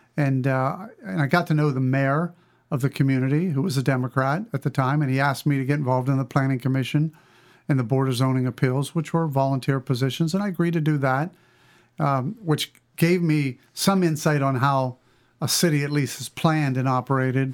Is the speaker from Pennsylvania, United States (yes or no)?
yes; western Pennsylvania, United States; I grew up in western Pennsylvania, a small town, uh, really between Denorem and Ogallala, Pennsylvania